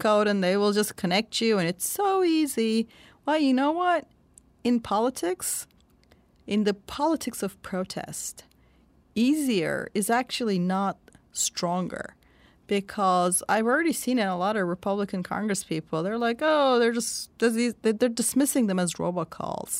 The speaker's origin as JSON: {"language": "English", "country": "Turkey", "tie": "born or raised there", "moved": "yes", "said": "I'm from Turkey, and I grew up under the nineteen eighty military coup. I was a child then."}